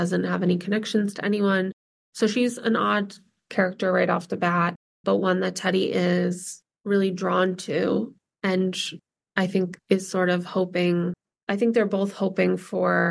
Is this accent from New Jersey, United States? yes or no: yes; New Jersey, United States; I grew up in New Jersey, but we spent a lot of time in Vermont and Massachusetts